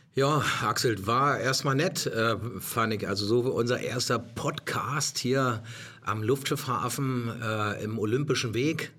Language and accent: German; Germany; also born or lived in Potsdam; als Deutscher